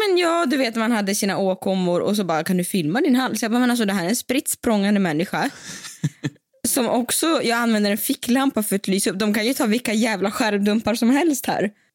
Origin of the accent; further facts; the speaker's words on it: Siberia, Russia; now in Sweden; jag är från Sibirien